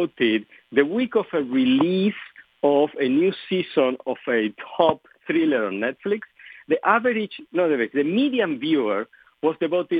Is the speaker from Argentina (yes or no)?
yes; Argentina; first language Spanish; English is a second language; moved away; English is not my native language. I was born and raised in Argentina